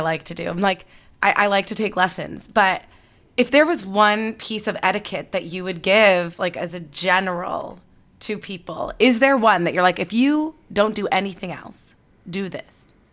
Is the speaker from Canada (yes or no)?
yes; Canada; now in California, United States; I'm Canadian